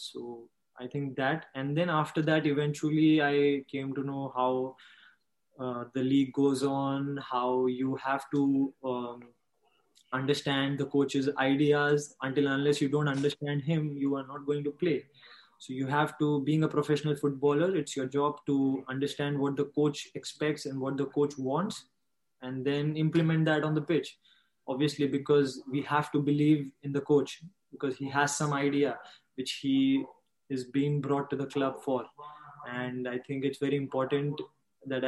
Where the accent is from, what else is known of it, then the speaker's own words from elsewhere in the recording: Ambernath, Maharashtra, India; I am from Ambanath